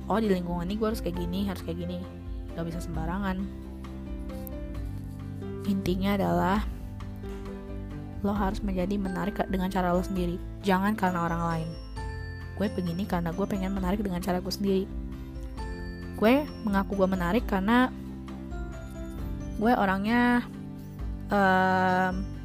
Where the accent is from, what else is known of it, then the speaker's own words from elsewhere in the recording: Bekasi, West Java, Indonesia; buktinya gue di sini masih betah menggunakan bahasa gue sebagai orang Bekasi bahasa ya bahasa bahasa Betawi lah kayak gue lu